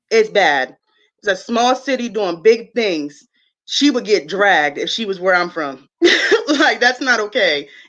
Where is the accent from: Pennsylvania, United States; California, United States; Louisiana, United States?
Pennsylvania, United States; York; now in Arizona, United States; I'm from York, PA, but I'm in Arizona.